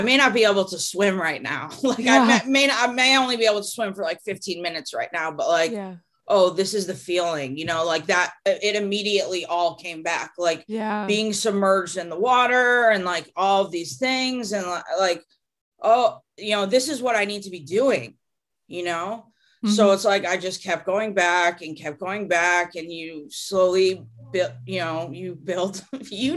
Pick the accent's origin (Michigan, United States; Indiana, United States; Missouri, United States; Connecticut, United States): Connecticut, United States; now in California, United States; growing up in Connecticut, I went to like camps that were on lakes.